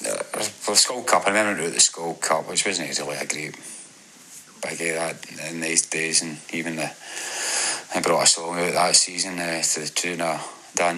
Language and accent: English; Ayr, Scotland, United Kingdom; my hometown here, United played them at Somerset Park